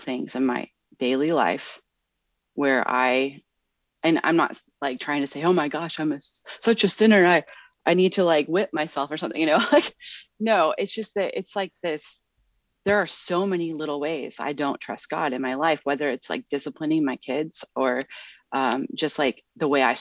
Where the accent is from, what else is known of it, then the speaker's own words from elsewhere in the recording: Midwest, United States; moved away; growing up in the Midwest